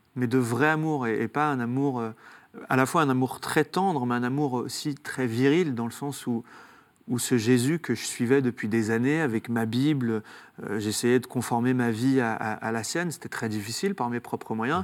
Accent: Saint-Étienne, Auvergne-Rhône-Alpes, France; Je viens de Saint-Étienne, donc, de, parents algériens. on a grandi dans un quartier ouvrier

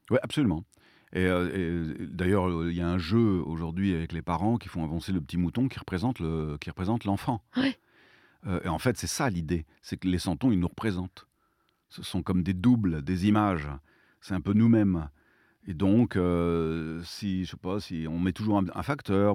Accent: Provence-Alpes-Côte d'Azur, France; chez nous, en Provence

